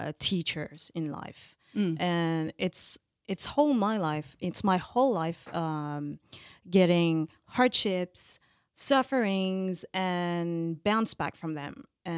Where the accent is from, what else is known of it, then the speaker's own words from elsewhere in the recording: Paris, Île-de-France, France; I'm a real Parisian. Born in Paris